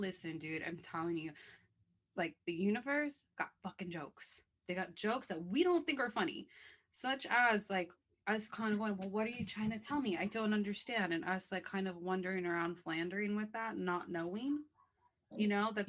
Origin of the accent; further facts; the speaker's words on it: Buffalo, New York, United States; I am 27 from Buffalo, New York.